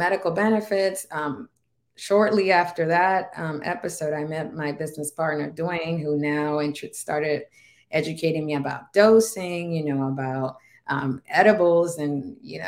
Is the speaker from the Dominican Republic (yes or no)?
yes; Dominican Republic; first language Spanish; English is a second language; moved away; I'm from the Dominican Republic